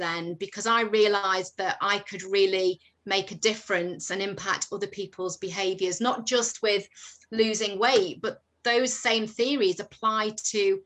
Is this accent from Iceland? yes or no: no; Isle of Man; moved away as an adult; now in England; I'm from the Isle of Man.